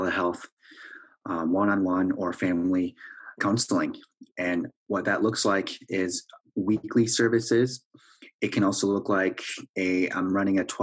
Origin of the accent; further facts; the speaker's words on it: Wisconsin, United States; moved away as an adult; also born or lived in Korea; now in Minneapolis, United States; I was born in Korea, placed for adoption when I was 3.5 years old, and raised in Wisconsin